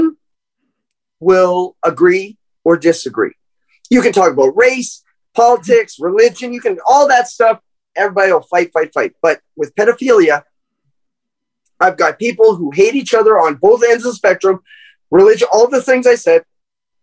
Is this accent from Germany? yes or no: no; Canada; I'm from Canada